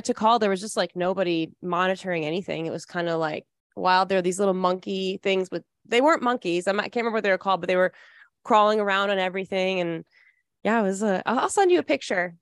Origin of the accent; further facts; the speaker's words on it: Midland, Michigan, United States; I'm from Midland, Michigan, so that's the he, world headquarters at Dow Chemical